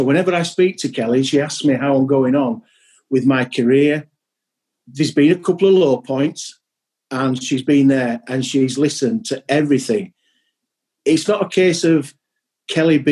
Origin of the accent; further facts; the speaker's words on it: Yorkshire and the Humber, United Kingdom; being a Yorkshireman